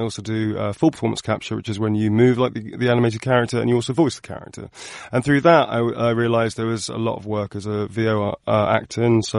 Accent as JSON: {"language": "English", "town": "Birmingham", "region": "West Midlands", "country": "United Kingdom", "tie": "born or raised there", "said": "I grew up in Birmingham, and I did not like my own accent."}